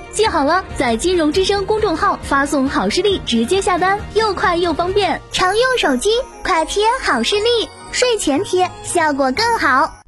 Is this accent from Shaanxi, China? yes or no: yes; Shaanxi, China; now in Nantong, China; 我就是咱们陕西的